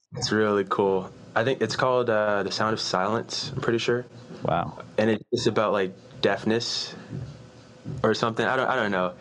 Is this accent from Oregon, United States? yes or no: no; Richmond, Virginia, United States; moved away as an adult; also born or lived in Knoxville, Tennessee; I'm from Richmond, Virginia.